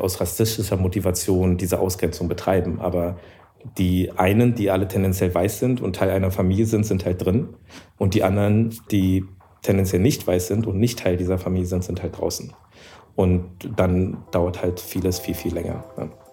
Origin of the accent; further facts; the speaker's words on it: Germany; ich bin ja auch Deutscher